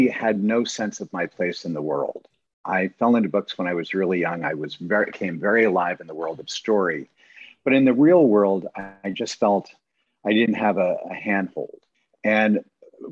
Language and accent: English; San Francisco, California, United States; growing up in San Francisco, the Bay Area